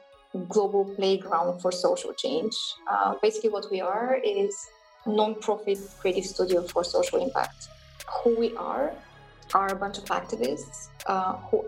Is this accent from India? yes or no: no; Bulgaria; I was born in Bulgaria, but I was born in communist Bulgaria